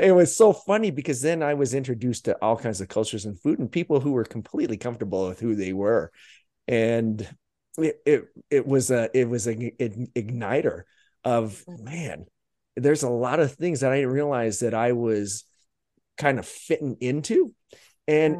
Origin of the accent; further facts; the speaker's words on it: Utah, United States; growing up in Utah